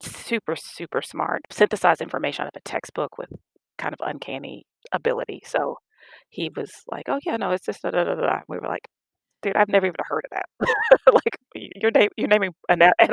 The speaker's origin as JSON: {"language": "English", "region": "Louisiana", "country": "United States", "moved": "as an adult", "said": "I'm from Louisiana"}